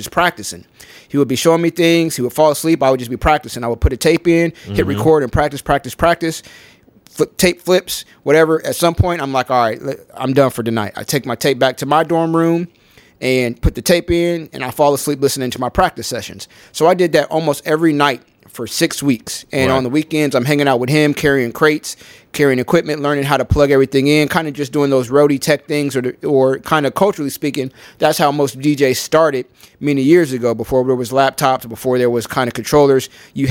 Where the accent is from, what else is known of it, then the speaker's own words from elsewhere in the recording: Columbus, Ohio, United States; I grew up in Columbus, Ohio